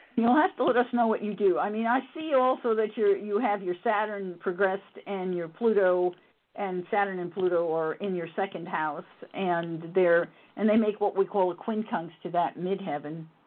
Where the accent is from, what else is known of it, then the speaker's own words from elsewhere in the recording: New York City, New York, United States; I wasn't born in the Bronx, but I grew up in the Bronx